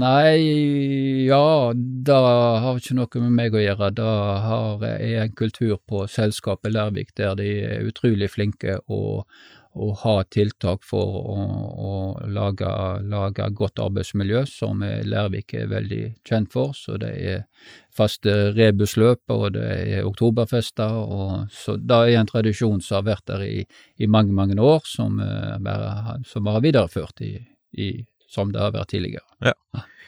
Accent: Stord, Vestland, Norway; Jeg eh, er født og oppvokst på Stord

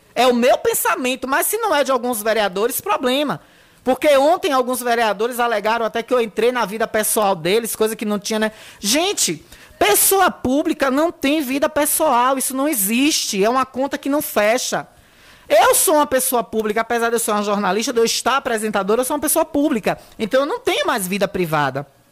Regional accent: Riachão do Jacuípe, Bahia, Brazil; minha terra linda, Riachão do Jacuípe

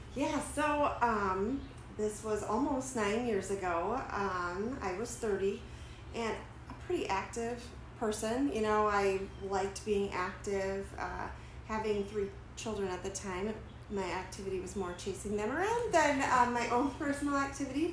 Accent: Dubuque, Iowa, United States; I've been born and raised in Dubuque.

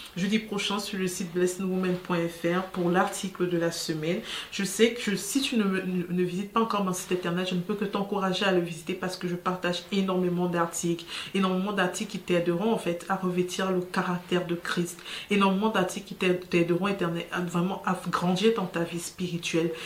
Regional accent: Cameroon; chez nous au Cameroun

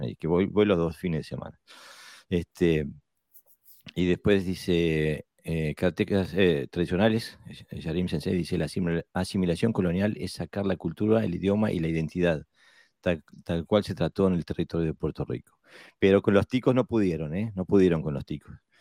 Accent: Montevideo, Uruguay; Montevideo, mi ciudad natal

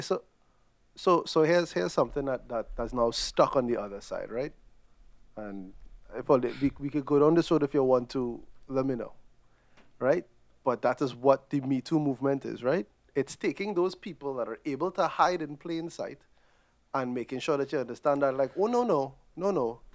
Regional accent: Trinidad & Tobago; moved away; growing up in Trinidad

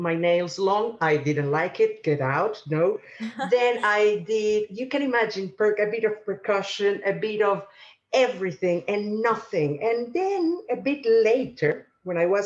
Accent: Caracas, Capital District, Venezuela; moved away as an adult; also born or lived in England; now in United Kingdom; I was born in Caracas, in the capital of Venezuela

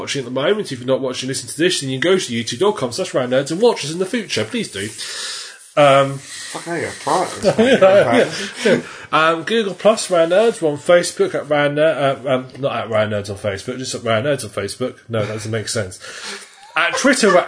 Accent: United Kingdom; We're British

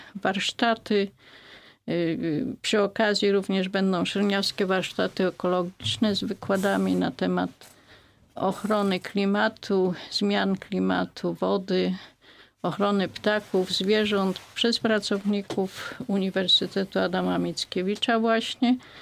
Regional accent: Greater Poland, Poland; u nas w Wielkopolsce mówi się pyra

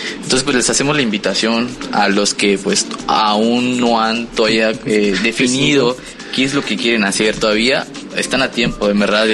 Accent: Cozumel, Quintana Roo, Mexico; also born or lived in Chetumal; yo soy de aquí de Cozumel

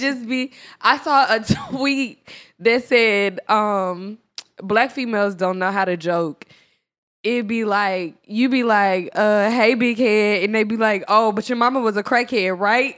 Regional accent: Dallas, Texas, United States; I'm from Dallas.

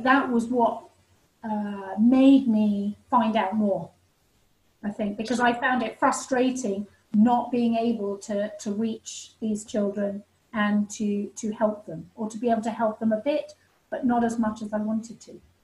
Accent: England, United Kingdom; I came back to England

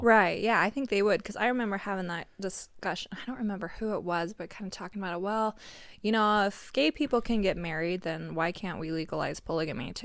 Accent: Pinesdale, Montana, United States; moved away; growing up in Pines, I mean, every one of my classmates was a cousin

